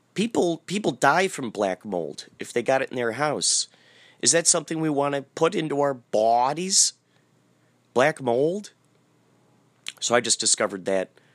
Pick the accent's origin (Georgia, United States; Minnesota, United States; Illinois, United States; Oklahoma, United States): Illinois, United States; Carol Stream; I grew up in Carroll Stream, Illinois